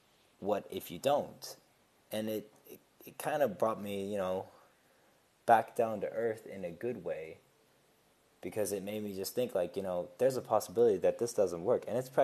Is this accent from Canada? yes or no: no; Switzerland; also born or lived in United States; I grew up in Switzerland as well as in the States